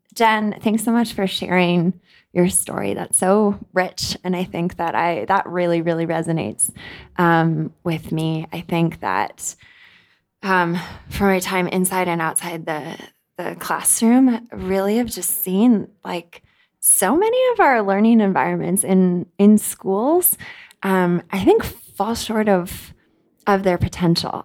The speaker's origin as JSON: {"language": "English", "country": "United States", "tie": "born or raised there", "also_born_or_lived": "South Africa", "moved": "as an adult", "lives_now": "Kenya", "said": "I was born and raised in the United States"}